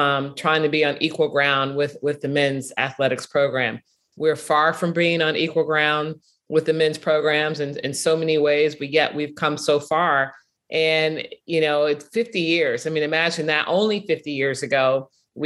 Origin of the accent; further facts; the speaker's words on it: Chicago, Illinois, United States; I'm from Chicago, grew up watching Northwestern